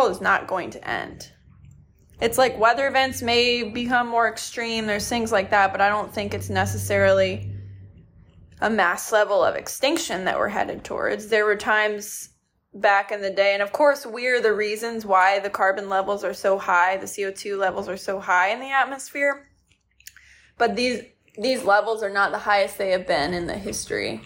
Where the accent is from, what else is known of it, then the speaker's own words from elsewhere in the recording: Michigan, United States; the small lake that I grew up on in Michigan